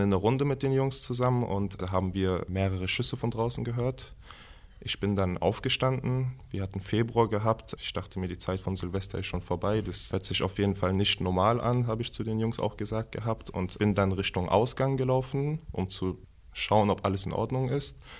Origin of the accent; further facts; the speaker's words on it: Hanau, Hesse, Germany; Ich bin hier in Hanau geboren am 1.9.1996.